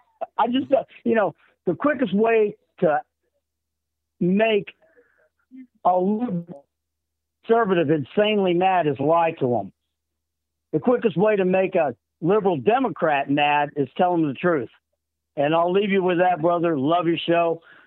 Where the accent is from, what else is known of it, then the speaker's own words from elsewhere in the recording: United States; also born or lived in Florida; I'm an American. My heritage is German and Russian.